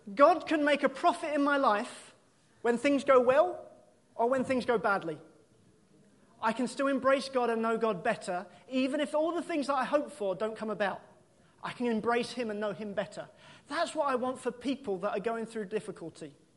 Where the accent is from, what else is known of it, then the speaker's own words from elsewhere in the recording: United Kingdom; we're British